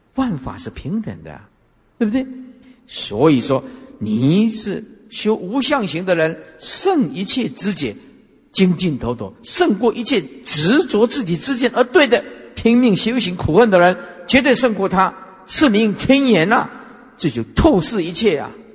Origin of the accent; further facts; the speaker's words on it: Taiwan; 哪一个国会打得像我们台湾这么凶的啊